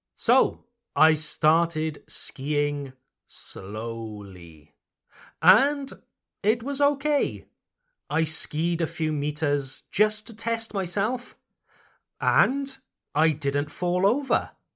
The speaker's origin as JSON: {"language": "English", "region": "Wales", "country": "United Kingdom", "moved": "yes", "lives_now": "Mulhouse, France", "said": "My home country, Wales, Le Pays de Galles"}